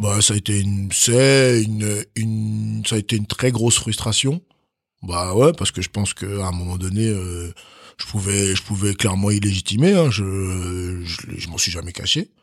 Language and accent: French; Chalon-sur-Saône, Bourgogne-Franche-Comté, France; also born or lived in Cotonou, Benin / Nantes / Germany; j'ai grandi euh, j'ai grandi dans un quartier à Chalon-sur-Saône